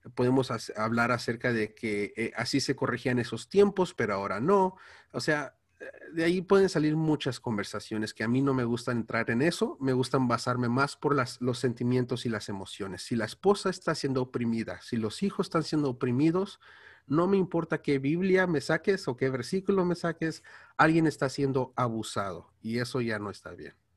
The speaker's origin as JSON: {"language": "Spanish", "town": "Los Angeles", "region": "California", "country": "United States", "second_language": "Spanish", "said": "soy de aquí de Estados Unidos, ah, hablo inglés y el español me cuesta"}